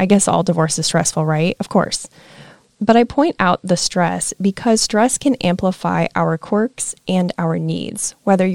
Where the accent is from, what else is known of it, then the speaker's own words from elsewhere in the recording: Nebraska, United States; moved away as an adult; now in Florida, United States; I'm from Nebraska.